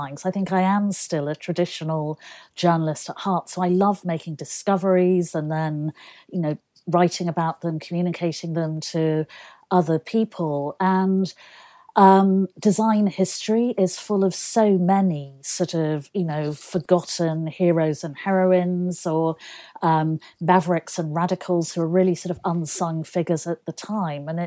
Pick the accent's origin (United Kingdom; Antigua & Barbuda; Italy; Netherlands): United Kingdom; Manchester, North West England; it was fantastic because Manchester, first of all, it has an incredible design heritage.